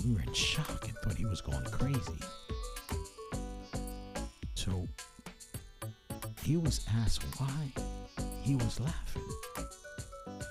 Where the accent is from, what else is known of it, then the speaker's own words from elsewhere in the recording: Brooklyn, New York, United States; also born or lived in Jersey Shore, New Jersey; I grew up partially in Brooklyn and the Jersey Shore.